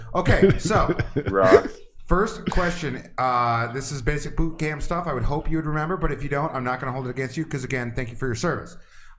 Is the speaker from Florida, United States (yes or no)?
no; Maple Grove, Minnesota, United States; I'm from Minnesota, too. I grew up there in Maple Grove.